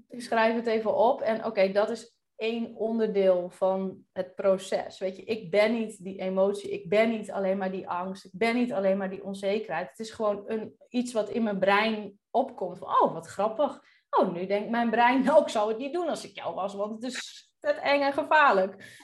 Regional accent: Drenthe, Netherlands; moved away as an adult; also born or lived in Groningen; now in Curaçao; opgegroeid in Drenthe.

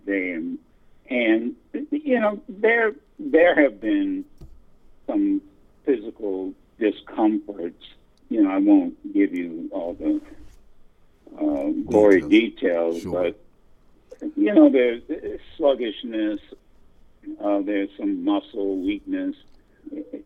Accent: Dayton, Ohio, United States; moved away; also born or lived in Detroit, Michigan / Flint, Michigan; I was born and reared in Dayton, Ohio.

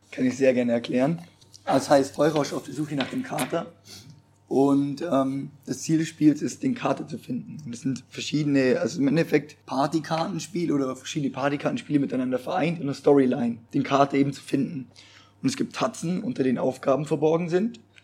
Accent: Allgäu, Bavaria, Germany; moved away as an adult; now in Pforzheim, Germany; ich komme aus dem Allgäu

